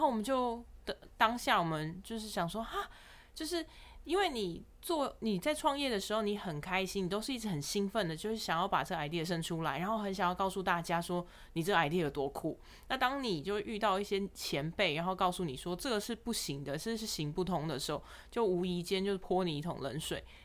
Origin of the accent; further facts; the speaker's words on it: Taiwan; moved away as an adult; also born or lived in Shanghai / United Kingdom; 其实我们都来自于台湾